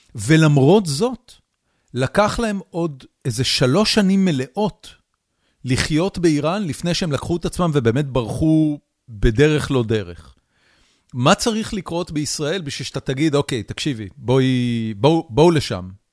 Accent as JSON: {"language": "Hebrew", "country": "Israel", "also_born_or_lived": "United States", "said": "בתור ישראלי אה, אה, ליברלי וממלכתי"}